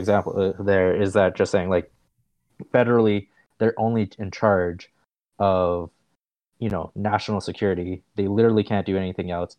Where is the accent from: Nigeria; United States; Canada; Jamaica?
Canada; I'm Canadian